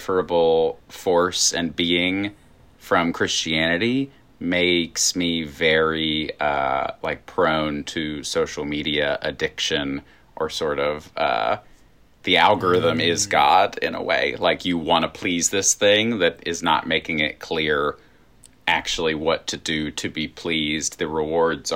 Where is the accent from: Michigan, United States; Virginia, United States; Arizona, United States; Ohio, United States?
Virginia, United States; accent: Southern; moved away; I am Southern, and you're not. I grew up in Virginia